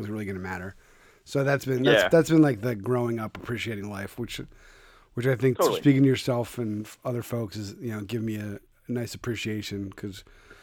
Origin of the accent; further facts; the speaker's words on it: Philadelphia, Pennsylvania, United States; moved away as an adult; now in Connecticut, United States; I'm from Pennsylvania and Philadelphia